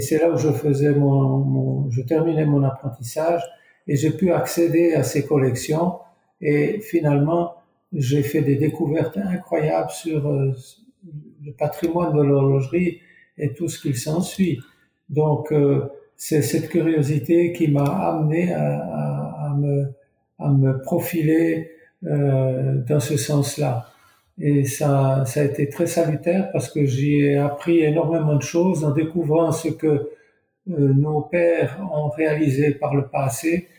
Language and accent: French; Couvet, Neuchâtel, Switzerland; je suis natif du Val de Travers, donc très près de Fleurier, à, dans le village de Couvet